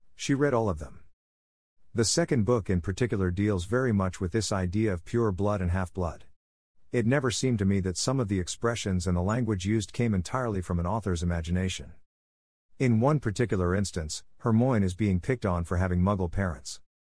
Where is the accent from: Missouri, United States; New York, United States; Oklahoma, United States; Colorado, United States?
New York, United States; Long Island; I was a teenager from Long Island taking the Long Island Railroad into Manhattan